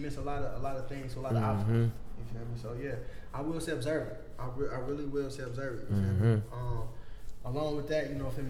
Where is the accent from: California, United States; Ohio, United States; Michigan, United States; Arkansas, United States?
Michigan, United States; Muskegon; I'm from Muskegon. We ain't nothing but a city for the hustlers.